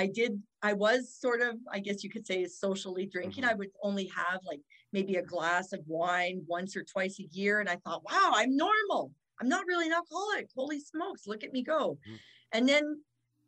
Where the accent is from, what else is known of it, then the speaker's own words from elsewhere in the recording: Fort St. John, British Columbia, Canada; also born or lived in Kamloops, British Columbia / Dawson Creek, British Columbia; now in Calgary, Canada; I was born in Kamloops, BC, but then I grew up in Fort St. John and Dawson Creek